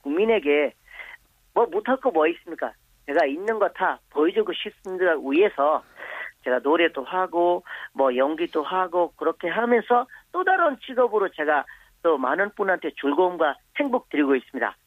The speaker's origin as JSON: {"language": "Korean", "country": "Bangladesh", "tie": "born or raised there", "second_language": "Korean", "moved": "as an adult", "lives_now": "South Korea", "said": "저는 어, 방글라데시 태어났지만 한국에서 20년 살아면서"}